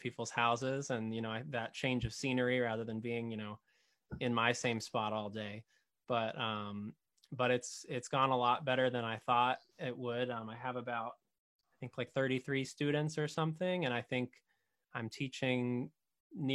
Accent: Arlington, Massachusetts, United States; now in Wakefield, United States; I grew up in Arlington

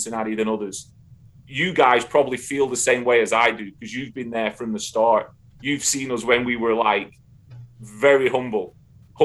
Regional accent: Darwen, North West England, United Kingdom; moved away as an adult; now in United States; growing up in Northern England, I mean, where Darwin is, Blackburn is, you know, within 40 miles radius of my hometown

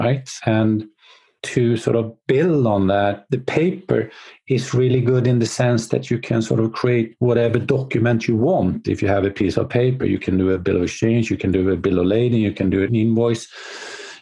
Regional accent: Sweden; I'm from Sweden.

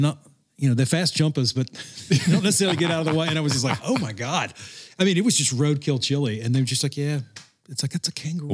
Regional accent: Louisiana, United States; growing up in Louisiana

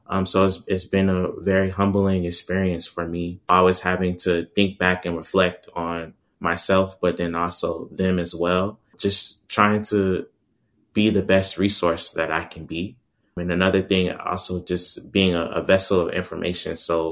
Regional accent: Jamaica; even though I'm a Jamaican and Jamaican citizen, but I'm also an American as well.

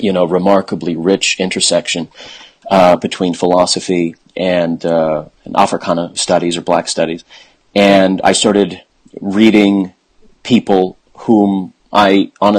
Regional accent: Fargo, North Dakota, United States; moved away as an adult; also born or lived in Iowa; I'm from the Midwest. I'm originally from Fargo, North Dakota.

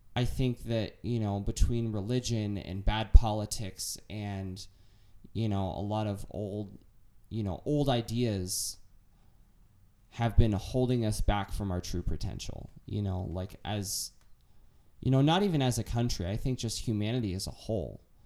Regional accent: United States; as an American

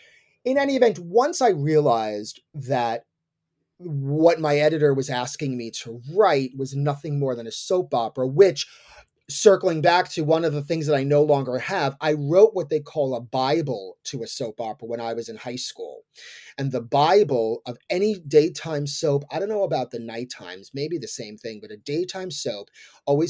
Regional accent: East Coast, United States; I'm from the East Coast.

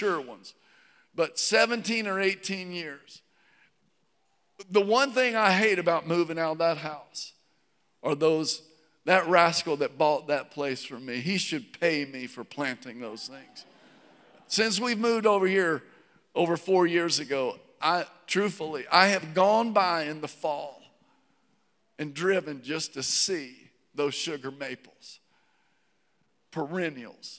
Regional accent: Virginia, United States; now in Georgia, United States; growing up in Virginia, I think a lot about hardwoods. We didn't have pine trees in Virginia

